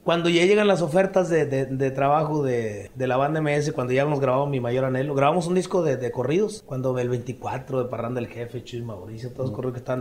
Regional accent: Benito Juárez, Chiapas, Mexico; moved away as an adult; Yo estoy con mi papá allá en mi pueblo, en Benito Juárez, municipio de La Concordia

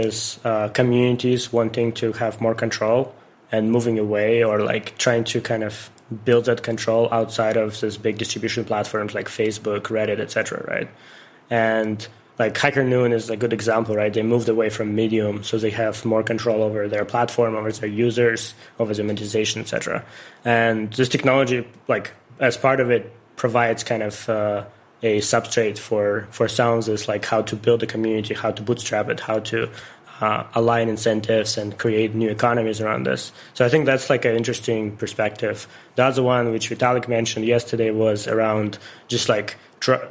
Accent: Ukraine; moved away; I'm originally from Ukraine

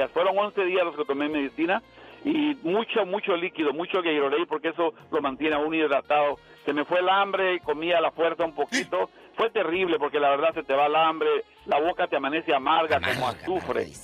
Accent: Guatemala; mi país, yo soy de Guatemala

